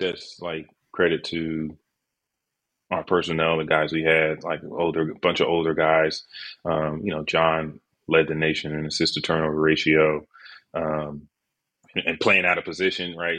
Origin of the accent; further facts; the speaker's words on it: Fairfax, Virginia, United States; also born or lived in Manassas, Virginia; I was born in Fairfax. Lived in Manassas for a little while